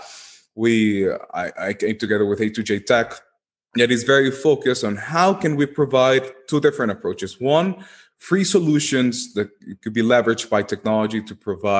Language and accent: English; Guatemala; my home country where I come from, in Guatemala